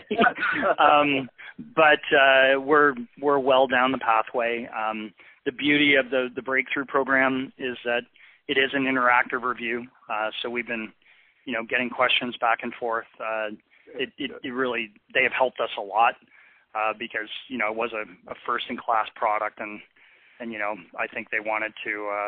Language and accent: English; Canada; I practice medicine in a socialized system. I'm Canadian